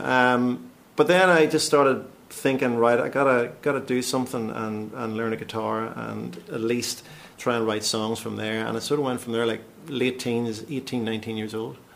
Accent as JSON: {"language": "English", "area": "County Tyrone", "region": "Northern Ireland", "country": "United Kingdom", "moved": "as an adult", "lives_now": "London, United Kingdom", "said": "I'm uh, obviously originally Northern Ireland, County Tyrone, but i um, been living in London 18 years, give or take."}